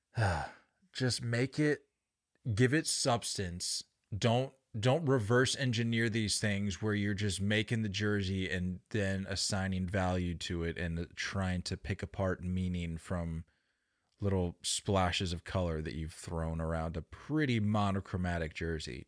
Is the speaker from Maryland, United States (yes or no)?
yes; Baltimore, Maryland, United States; born or raised there; moved away